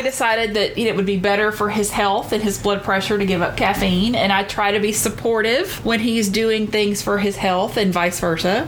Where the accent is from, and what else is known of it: Deep South, United States; born or raised there